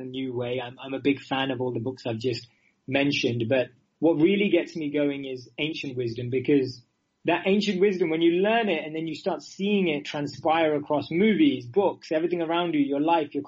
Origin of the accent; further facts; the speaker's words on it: London, United Kingdom; moved away as an adult; also born or lived in India; now in New York, United States; I grew up in London, but my mother is from the Emirates and my father is from southern India in Mangalore.